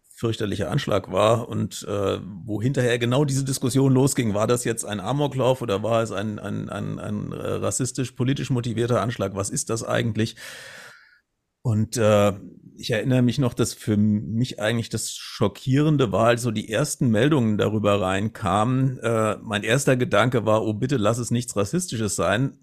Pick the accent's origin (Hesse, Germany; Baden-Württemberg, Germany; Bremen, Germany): Hesse, Germany; Hanau area; Ich bin auch selber in Hanau geboren und dann im Umland aufgewachsen